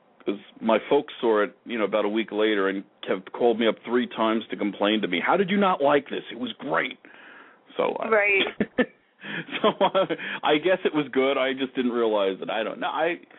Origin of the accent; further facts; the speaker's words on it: Long Island, New York, United States; I grew up in Long Island